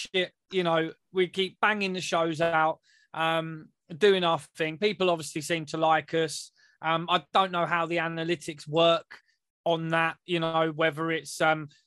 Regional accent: England, United Kingdom; we're English

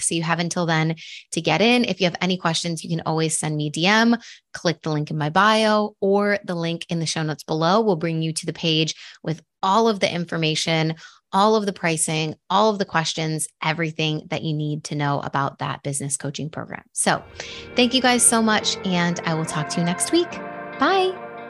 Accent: Buffalo, New York, United States; moved away as an adult; also born or lived in Madrid; I grew up in New York. I grew up in Buffalo

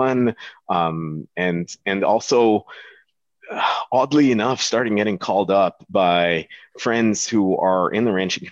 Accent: Dubai, United Arab Emirates; moved away as an adult; now in Alberta, Canada; growing up in Dubai

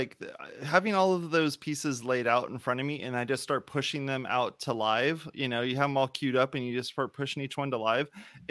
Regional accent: Whittier, California, United States; I'm from Whittier, California.

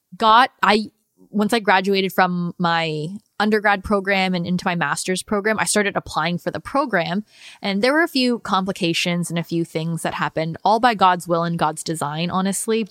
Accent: United States; how I grew up in the United States and them being immigrants

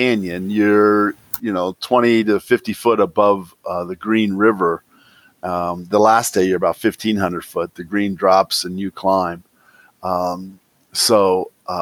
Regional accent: United States; I am definitely American

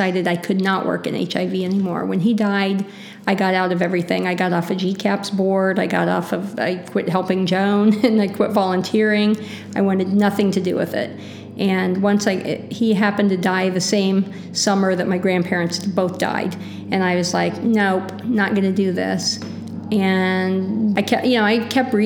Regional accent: Maroa, Illinois, United States; moved away as an adult; now in Champaign-Urbana, United States; I grew up in Maroa, which is about 9 miles north of Decatur

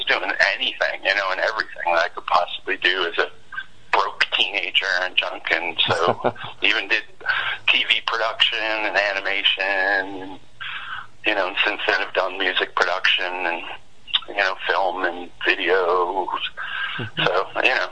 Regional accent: Maine, United States; moved away; I was a tiny little spawn growing up in Maine

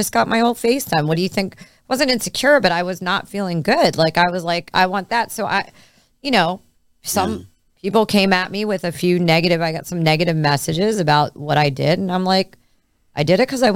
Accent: Philadelphia, Pennsylvania, United States; I grew up in Philly

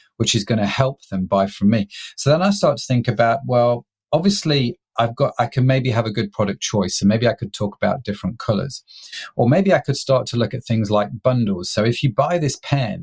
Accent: United Kingdom; I'm a British middle-class guy

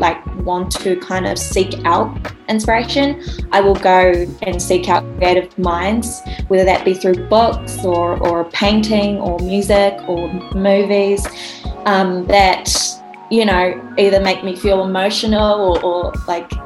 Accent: Rotorua, Bay of Plenty, New Zealand; also born or lived in Auckland; I am from Aotearoa, New Zealand, Rotorua, so the North Island.

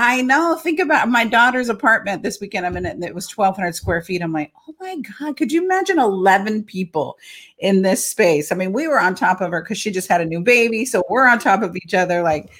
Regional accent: Imperial Beach, California, United States; I'm a native Californian. You don't find many of us left around in California. So born and raised in San Diego, a little small town south of San Diego, a border town in Imperial Beach, California. I was one of 9 kids.

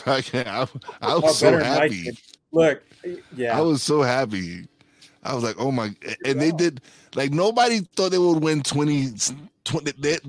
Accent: New York City, New York, United States; now in Pocono Mountains, United States; So I was born and raised in Brooklyn, but now I live in the Pocono Mountains in Pennsylvania.

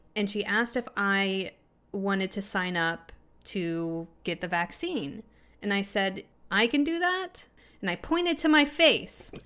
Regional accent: Illinois, United States; he asked me where I was from, and I told him Illinois

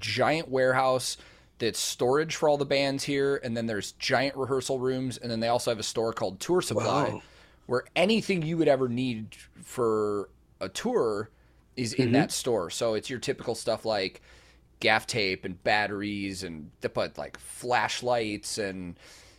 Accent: United States; as an American

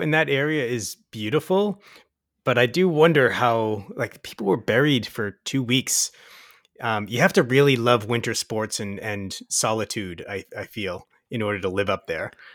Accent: Waltham, Massachusetts, United States; now in Kingston, United States; I come from Boston, so it's about three hours from, from my hometown of Waltham

